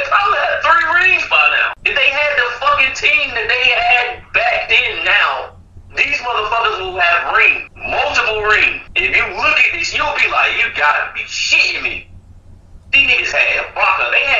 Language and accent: English; the South, United States; I'm from the South